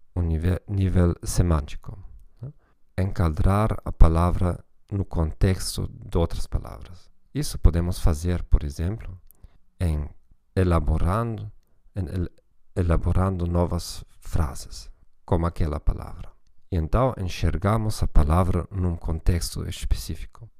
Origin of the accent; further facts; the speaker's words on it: Germany; Portuguese is a second language; como alemão